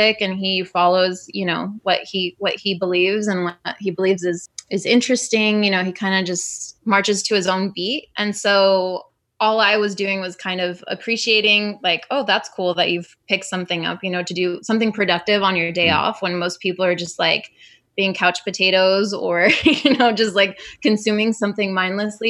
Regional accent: Modesto, California, United States; now in Long Beach, United States; I grew up in California

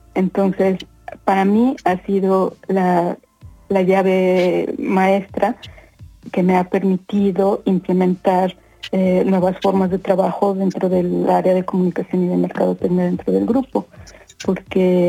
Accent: Mexico; moved away as an adult; now in Sweden; Soy mexicana

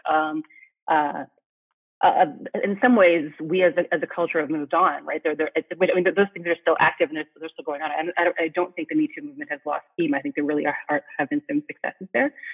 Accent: Saskatchewan, Canada; I'm a I'm a Canadian. I grew up in Saskatchewan, which is I, I like to say north in the middle of nowhere.

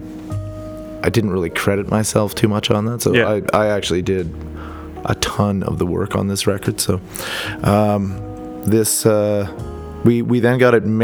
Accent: Edmonton, Alberta, Canada; I was born in Edmonton, and I like this city.

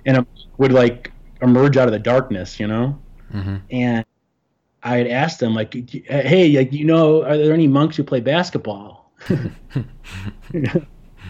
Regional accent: Chicago, Illinois, United States; moved away as an adult; now in New York City, United States; I grew up in Chicago, in the north suburbs of Chicago

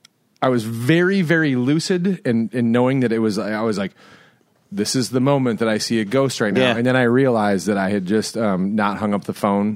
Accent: Flint, Northern Michigan, United States; I'd moved from Flint, Michigan to very small town Northern Michigan.

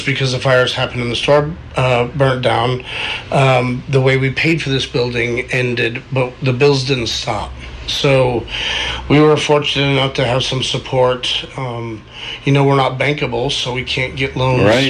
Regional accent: Mill City, Oregon, United States; moved away; I've got a dispensary in my hometown

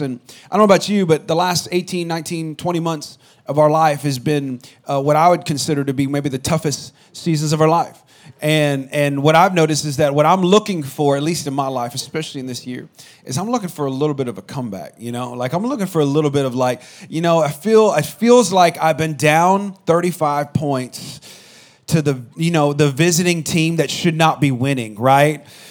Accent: California, United States; I'm from California

